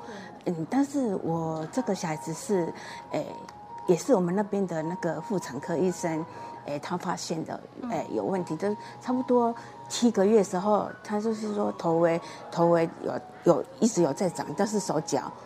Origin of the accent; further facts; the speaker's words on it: Penghu County, Taiwan; 成功电台爱心接力站的听众朋友，大家好，